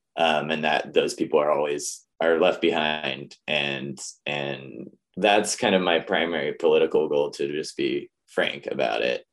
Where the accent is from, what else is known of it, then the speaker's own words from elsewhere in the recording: Missoula, Montana, United States; growing up in Missoula is a very different place than it is now